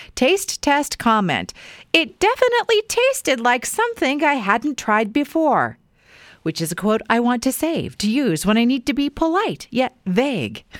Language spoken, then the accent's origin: English; Weiser, Idaho, United States; growing up in Weezer